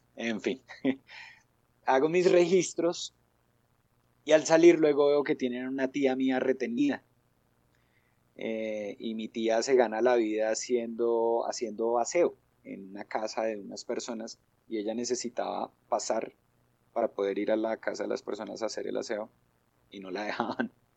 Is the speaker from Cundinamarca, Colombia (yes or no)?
yes; Madrid, Cundinamarca, Colombia; soy eh, madrileño